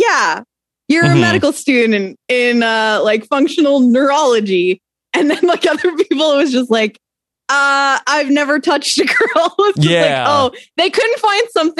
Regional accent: Canada; I'm Canadian

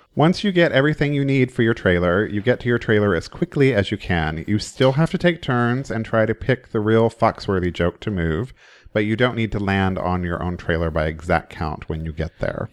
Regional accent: Oklahoma, United States; moved away; I grew up in Oklahoma, public school education

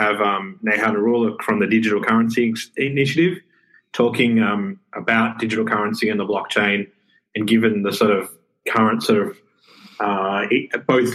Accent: Australia; I'm Australian

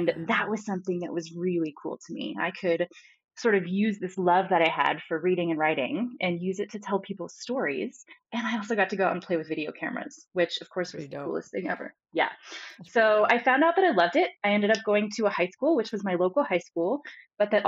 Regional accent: South Florida, United States; I grew up in South Florida

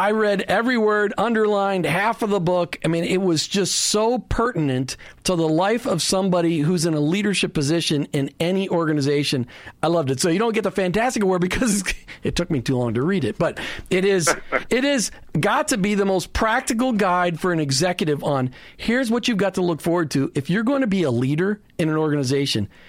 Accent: Minnesota, United States; also born or lived in the South; now in Southern US; I grew up in Minnesota

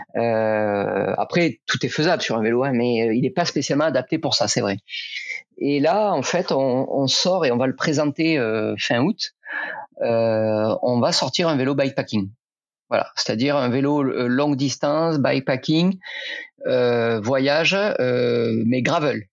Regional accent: Rodez, Occitania, France; now in Dijon, France; ça fait longtemps que je suis parti de Rodez, et c'est là où j'ai grandi.

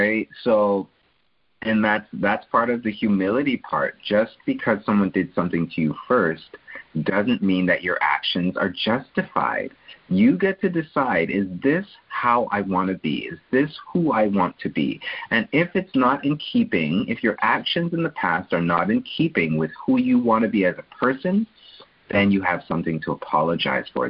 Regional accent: Canada; I'm a Canadian

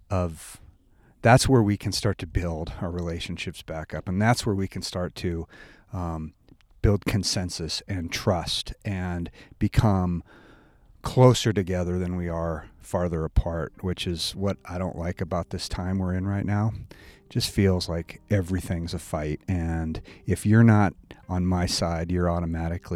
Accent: Montana, United States; Growing up in Montana, living here most of my life

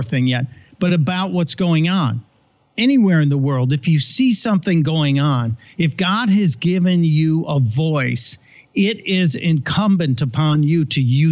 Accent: Chicago, Illinois, United States; Growing up in Chicago, we used to go to Second City as kids.

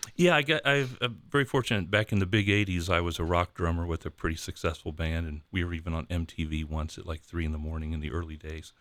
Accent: Columbus, United States; being at Saint Patrick's Church in Columbus with all my, with my dad and my uncles on Saint Patrick's Day

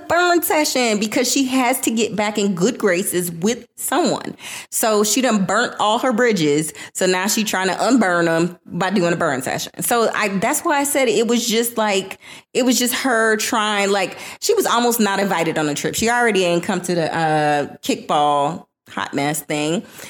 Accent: Florida, United States; I am from Florida.

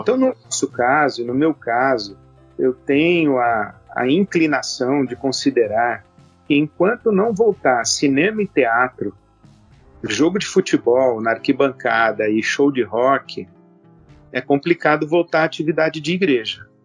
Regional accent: Brazil; nós brasileiros

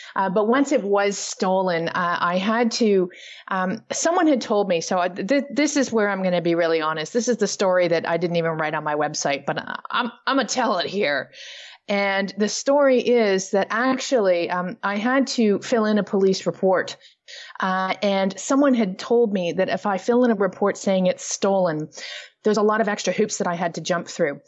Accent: Toronto, Ontario, Canada; I do have a home base now, uh, back in my hometown of Toronto, Canada

